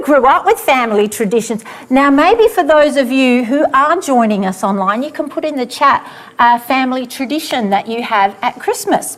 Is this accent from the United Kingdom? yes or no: no; Australia; also born or lived in Sydney; with us Aussies, you know, it's warm here